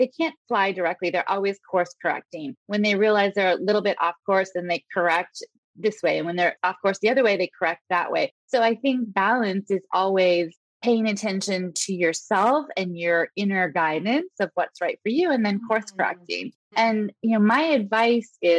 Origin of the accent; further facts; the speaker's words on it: West Coast, United States; moved away as an adult; also born or lived in Italy / California; I grew up on the West Coast